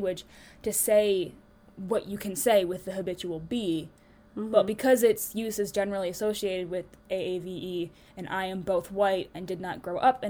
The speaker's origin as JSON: {"language": "English", "country": "United States", "said": "an American who has been raised by a bunch of people who are kind of Christian"}